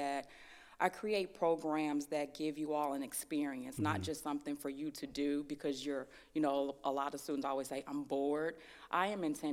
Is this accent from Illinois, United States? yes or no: yes; Chicago, Illinois, United States; moved away as an adult; I'm originally from Chicago